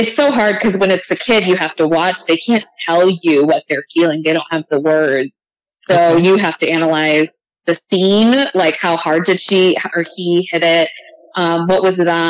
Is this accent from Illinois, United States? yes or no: yes; Chicago, Illinois, United States; Born and raised in Chicago